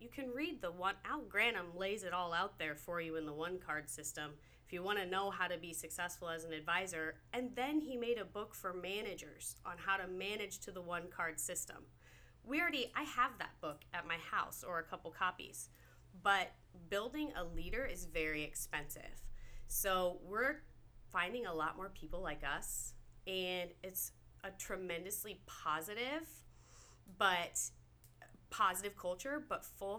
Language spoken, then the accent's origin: English; Nebraska, United States; I'm from Nebraska. There's not a lot of oceans where I come from